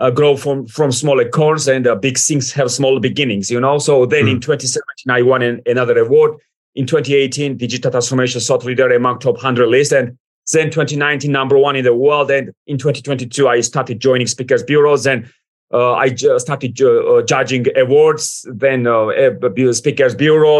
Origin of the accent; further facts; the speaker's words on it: Georgia; English is a second language; moved away as an adult; also born or lived in United States / United Kingdom; I was born, I raised, then I moved to the United States, then UK. But Georgia made me who I am today.